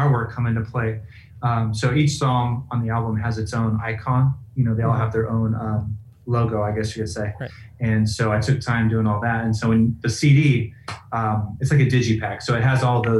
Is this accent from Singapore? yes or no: no; United States; I'm American.